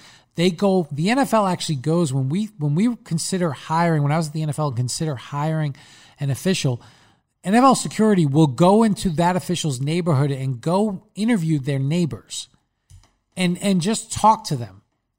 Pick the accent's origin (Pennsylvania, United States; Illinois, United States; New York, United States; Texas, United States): New York, United States; Long Island; accent: Long Island